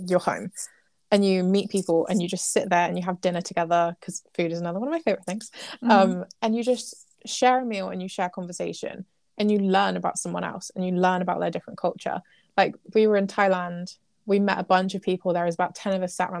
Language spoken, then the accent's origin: English; England, United Kingdom; we've predominantly lived as English people.